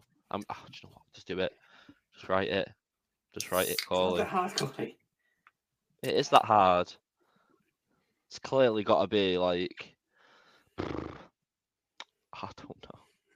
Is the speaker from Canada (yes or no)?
no; England, United Kingdom; we're English